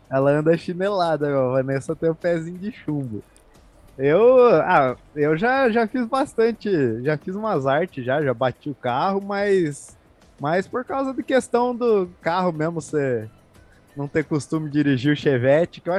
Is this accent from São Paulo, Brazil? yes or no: yes; Sorocaba, São Paulo, Brazil; also born or lived in Curitiba; a gente é de Sorocaba